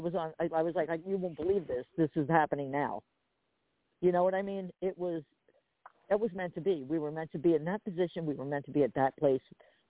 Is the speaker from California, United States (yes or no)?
no; New Jersey, United States; I'm a mixture of Jersey. Wait, do I still sound like I'm from Jersey?